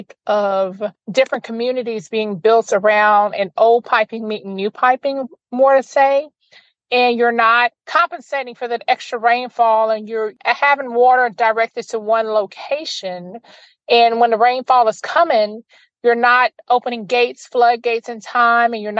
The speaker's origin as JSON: {"language": "English", "town": "Opelousas", "region": "Louisiana", "country": "United States", "moved": "yes", "lives_now": "Lake Charles, United States", "said": "I'm originally from Opelousas"}